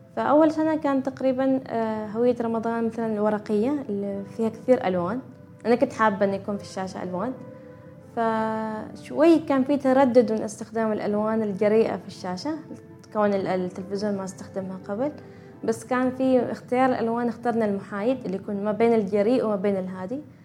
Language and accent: Arabic; Oman; احنا في عمان عندنا اكثر من ولاية وفي كل ولاية عندنا لبسنا الخاص